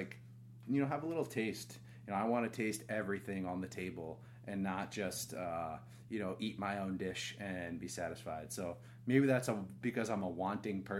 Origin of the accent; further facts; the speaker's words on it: Rhode Island, United States; moved away as an adult; also born or lived in San Francisco; now in Austin, United States; I grew up in Rhode Island